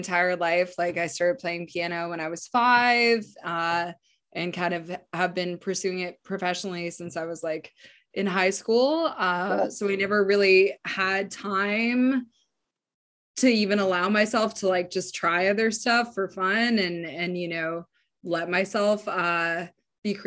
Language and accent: English; Yukon, Canada; I was born in the Yukon